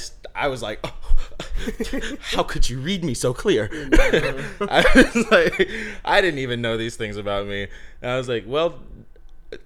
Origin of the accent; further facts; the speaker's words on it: Texas, United States; moved away; we're from Texas